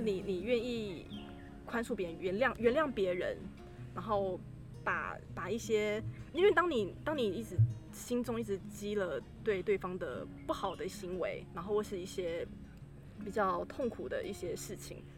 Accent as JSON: {"language": "Chinese", "country": "Taiwan", "tie": "born or raised there", "said": "蛮感恩我生在台湾"}